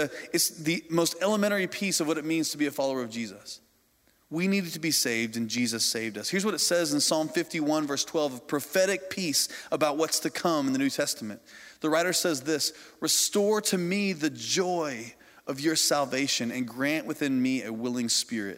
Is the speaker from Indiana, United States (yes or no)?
yes; Indiana, United States; I grew up in Indiana on a farm, and my family raised hogs